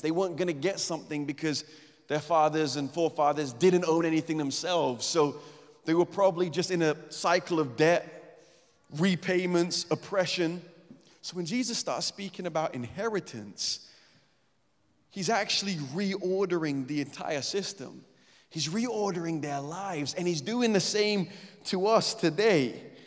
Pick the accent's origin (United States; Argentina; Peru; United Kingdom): United Kingdom; England; we're English